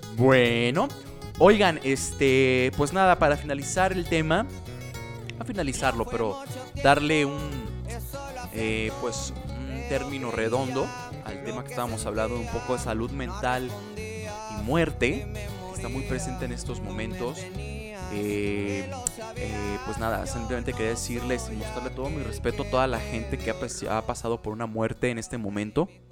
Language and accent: Spanish; Mexico; Soy mexicano